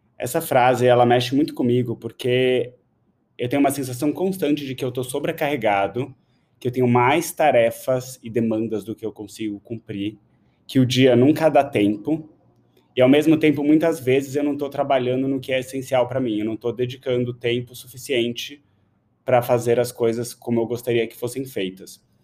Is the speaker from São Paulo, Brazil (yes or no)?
yes; São Paulo, Brazil; eu nasci em São Paulo